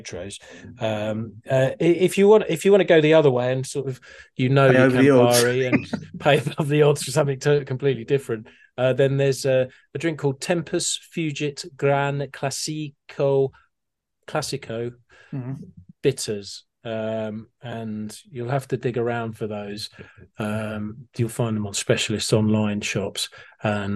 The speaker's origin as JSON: {"language": "English", "town": "Harpenden", "region": "East of England", "country": "United Kingdom", "tie": "born or raised there", "said": "my hometown, Harpenden"}